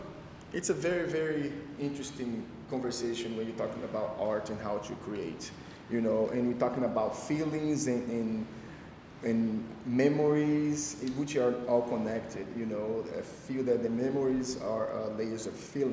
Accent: Brazil; moved away as an adult; now in United States; growing up in Brazil

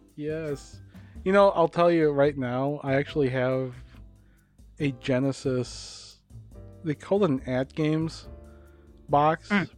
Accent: Hopkins, United States; I grew up in Hopkins

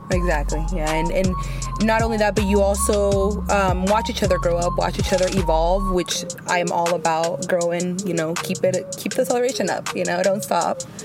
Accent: Oakland, California, United States; also born or lived in San Francisco; I was raised in East Oakland

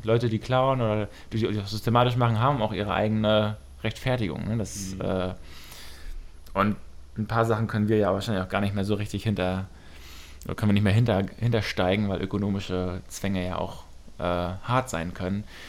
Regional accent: Wusterhusen, Mecklenburg-Vorpommern, Germany; aus meinem Heimatdorf, auch aus Wusterhusen

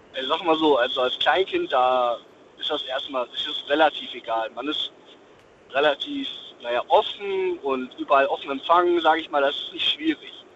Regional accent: Dortmund, North Rhine-Westphalia, Germany; ich bin gebürtig aus Dortmund.

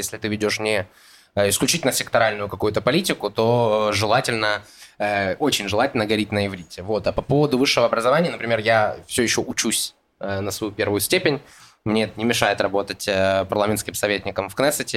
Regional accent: Donetsk, Donetsk Oblast, Ukraine; moved away as an adult; now in Israel; я родился в Украине, в городе Донецк, приехал сюда, э, в Израиль, в 2015 году

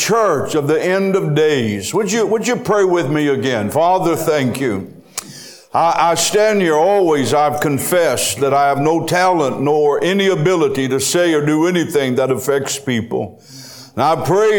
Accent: United States; I am an American

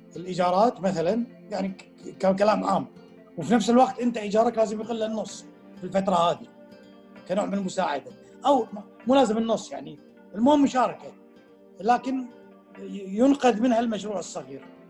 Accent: Kuwait; عندنا بالكويت

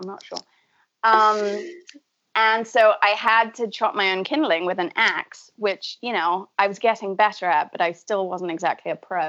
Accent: Manchester, North West England, United Kingdom; also born or lived in San Francisco / New York / Buenos Aires; now in Massachusetts, United States; I grew up in Manchester in the UK.

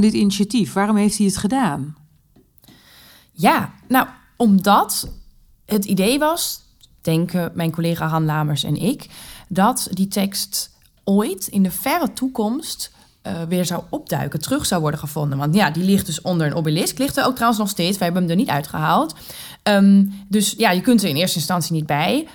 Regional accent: Germany; Dutch is a second language; moved away as an adult; also born or lived in England / United States; now in Groningen, Netherlands; ik niet uit Nederland kom. Ik ben Duitse.

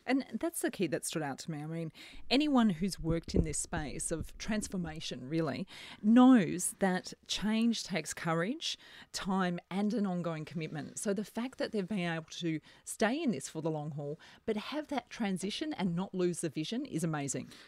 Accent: Melbourne, Victoria, Australia; we're from Melbourne. We've got fantastic cult, uh, coffee culture here

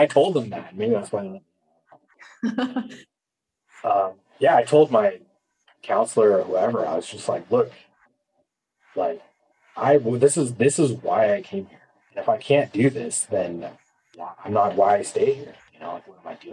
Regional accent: Atascadero, California, United States; moved away as an adult; also born or lived in Boston / Spain; I'm from the San Luis Obispo area, but I grew up and went to high school in a town called Atascadero, which is like 10 minutes away

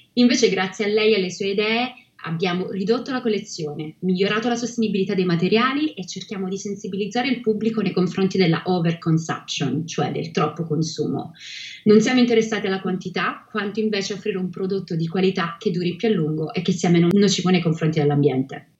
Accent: Reggio Calabria, Calabria, Italy; moved away as an adult; also born or lived in Rome / Milan / Vancouver; now in London, United Kingdom; sono nata a Reggio Calabria e dopo aver vissuto tra Roma, Milano e Vancouver Oggi vivo a Londra da quasi sette anni

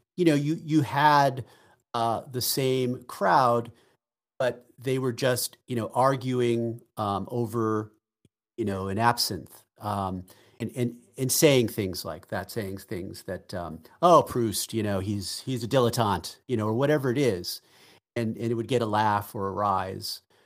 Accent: Boston, Massachusetts, United States; I'm from Boston

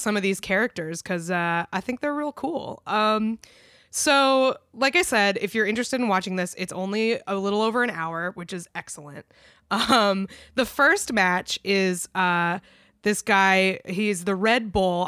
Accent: United States; as an American

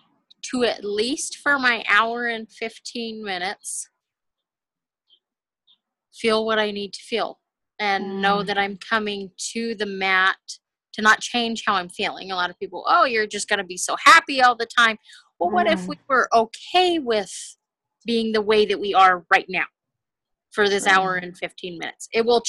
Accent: California, United States; Well, just moving to Utah, I came from California.

